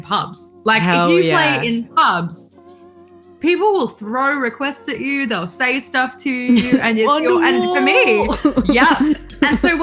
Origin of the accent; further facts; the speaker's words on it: Bathurst, New South Wales, Australia; Bathurst, which is just like, it's my hometown as well. So I was born there, grew up there